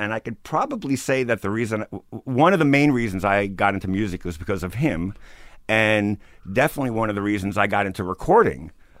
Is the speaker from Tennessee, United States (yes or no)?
no; New York City, New York, United States; I grew up in Bensonhurst, Brooklyn.